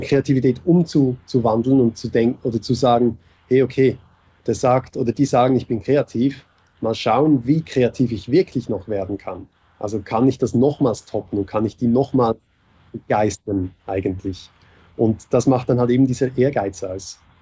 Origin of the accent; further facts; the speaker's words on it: Switzerland; moved away as an adult; now in Vienna, Austria; Ich bin Schweizer, der in Wien wohnt. der nach Wien gekommen ist. Aber schon, also Schweizer und seit vier Jahren in Wien